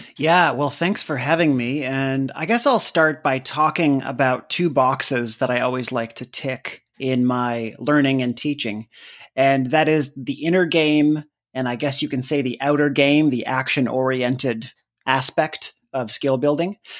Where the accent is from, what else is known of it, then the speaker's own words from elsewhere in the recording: Canada; moved away as an adult; also born or lived in United States; I'm Canadian